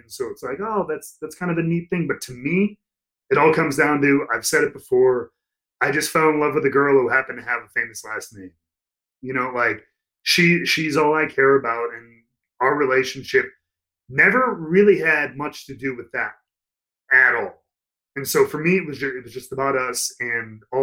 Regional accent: Chicago, Illinois, United States; moved away as an adult; also born or lived in Tampa, Florida / Orlando, Florida; I grew up in Chicago, cold weather

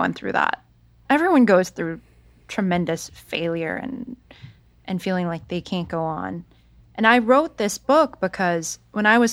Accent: San Jose, California, United States; moved away; I went back to San Jose, California, my hometown.

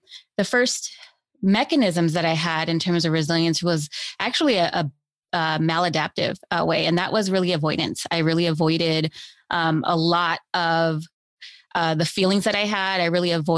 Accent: Los Angeles, California, United States; I grew up here in Los Angeles in foster care

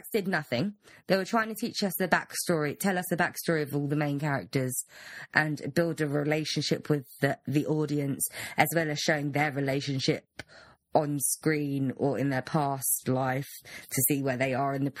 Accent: London, United Kingdom; I'm a Londoner

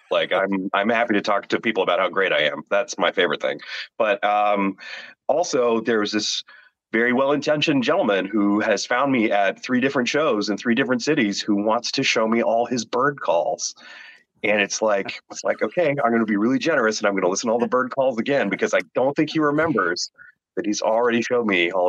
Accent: Toronto, Ontario, Canada; now in Ottawa, Canada; because we were from Toronto, but we moved to Ottawa when most of my kids were young. And because we're from Toronto, obviously my wife hates the Ottawa Senators.

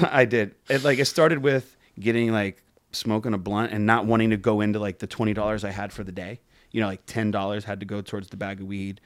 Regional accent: Pembroke Pines, Florida, United States; I grew up in Pembroke Pines.

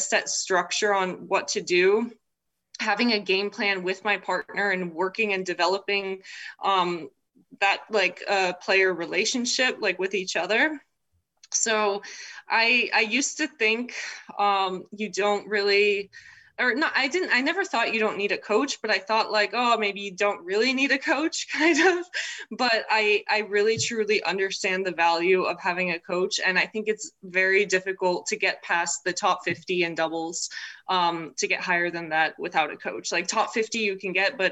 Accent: United States; also born or lived in Czech Republic; I was born there, but my parents already lived in the States at the time

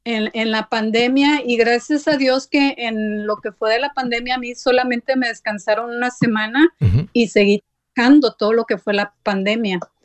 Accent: Sabinas Hidalgo, Nuevo León, Mexico; moved away; yo extraño mi México lindo y más sí porque casi somos paisanos. Yo soy de, de Sabinas Hidalgo, oh, Nuevo León

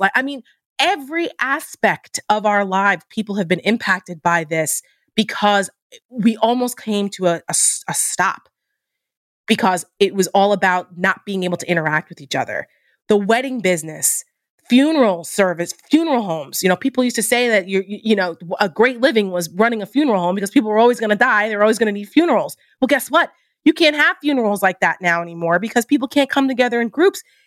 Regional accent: New Jersey, United States; I'm from New Jersey

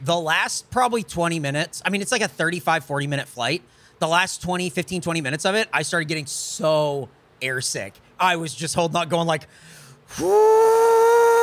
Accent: California, United States; now in Austin, United States; we're from California

